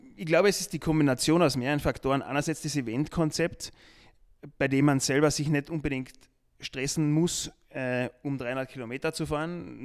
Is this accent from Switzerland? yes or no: no; Austria; bei uns in Österreich und in Deutschland